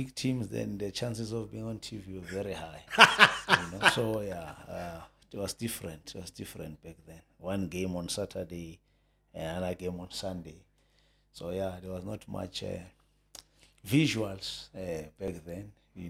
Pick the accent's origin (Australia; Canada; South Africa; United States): South Africa; Soweto, Gauteng; I was born in Soweto, White City, Jabavu. {S0} Okay. {S1} That's where I grew up, you know.